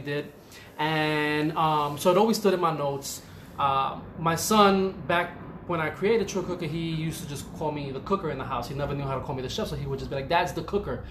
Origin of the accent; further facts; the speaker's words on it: New York City, New York, United States; born and raised in the Bronx